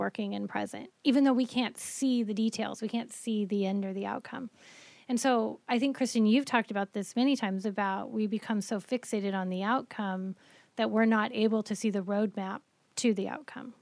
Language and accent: English; Colorado, United States; moved away; I grew up in Colorado